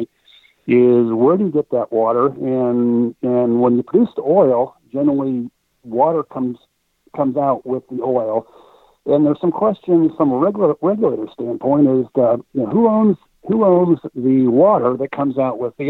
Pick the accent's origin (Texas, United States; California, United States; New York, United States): Texas, United States; also born or lived in Dallas–Fort Worth, Texas; I am a Texan